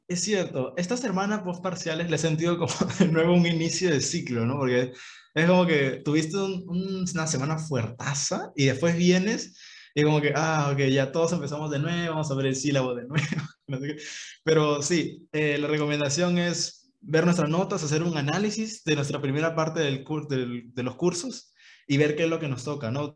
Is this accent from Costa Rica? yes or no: no; Ica, Peru; yo soy de Ica